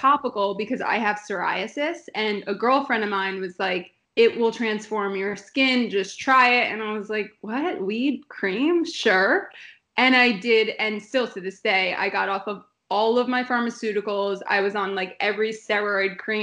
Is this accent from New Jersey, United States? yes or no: yes; New Jersey, United States; moved away as an adult; also born or lived in Los Angeles; I grew up in Jersey